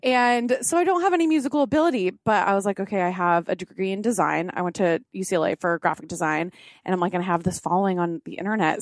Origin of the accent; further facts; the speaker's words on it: Orange County, California, United States; I was born and raised in Orange County, California